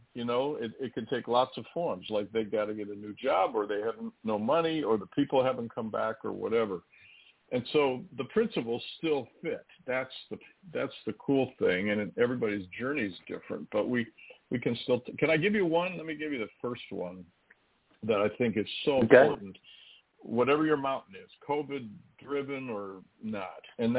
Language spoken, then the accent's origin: English; Midwest, United States; Well, you know, I'm from the Midwest, so I'm not in high altitude.